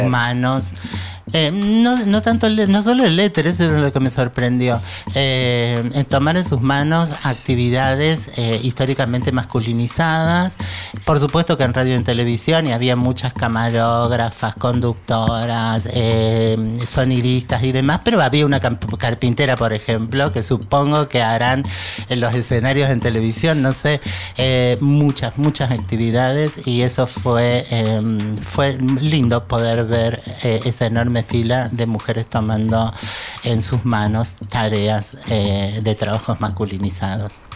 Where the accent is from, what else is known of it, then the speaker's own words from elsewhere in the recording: Argentina; como argentina